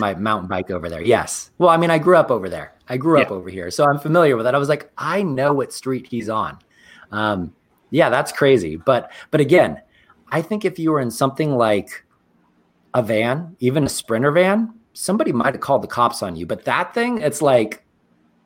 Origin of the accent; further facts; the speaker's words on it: Marin County, California, United States; I grew up in Marin County